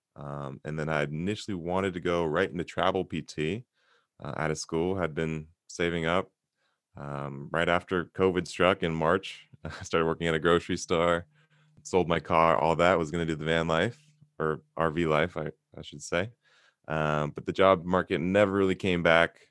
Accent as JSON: {"language": "English", "town": "Santa Monica", "region": "California", "country": "United States", "tie": "born or raised there", "said": "born and raised in Santa Monica, California"}